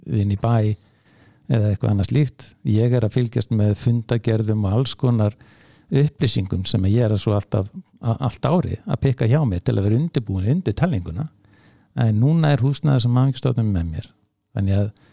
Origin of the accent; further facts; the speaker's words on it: Hafnarfjörður, Capital Region, Iceland; í Hafnafjörði sem minn heimabæðir